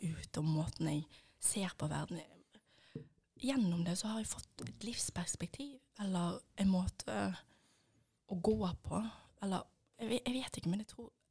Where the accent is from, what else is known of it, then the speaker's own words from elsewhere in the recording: Bergen, Vestland, Norway; som dere sikkert hører, så er jeg fra Bergen. Eh, og oppvokst